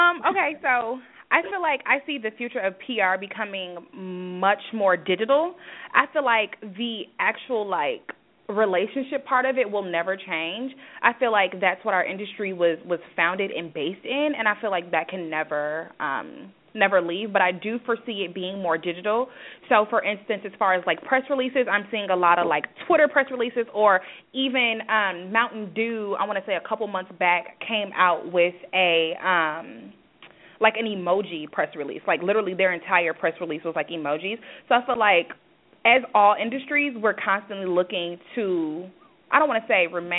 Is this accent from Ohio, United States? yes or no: no; Saginaw, Michigan, United States; moved away as an adult; now in Chicago, United States; my hometown of Saginaw, Michigan